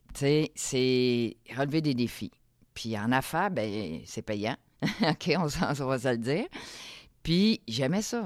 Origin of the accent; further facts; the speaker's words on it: Saint-Eustache, Quebec, Canada; moved away as an adult; also born or lived in Africa; j'ai grandi à Saint-Eustache